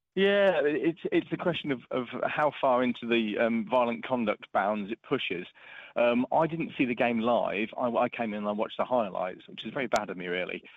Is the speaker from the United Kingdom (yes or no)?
yes; Norfolk, East of England, United Kingdom; I grew up in Norfolk